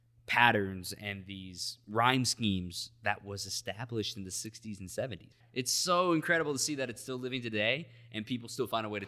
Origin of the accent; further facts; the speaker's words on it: Texas, United States; I'm a Texan.